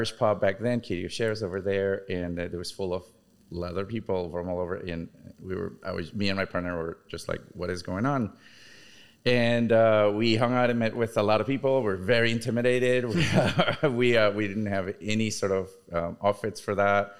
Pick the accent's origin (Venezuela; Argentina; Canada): Venezuela; now in Chicago, United States; I'm originally from Venezuela. I've been in Chicago for almost 22 years